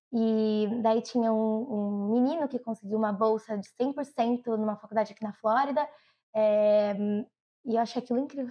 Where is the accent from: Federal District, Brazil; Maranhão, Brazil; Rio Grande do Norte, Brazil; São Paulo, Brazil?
São Paulo, Brazil; São Bernardo do Campo; also born or lived in Nova Lima, Minas Gerais; now in United States; eu nasci em Nova Lima, Minas Gerais, mas eu sou de São Bernardo do Campo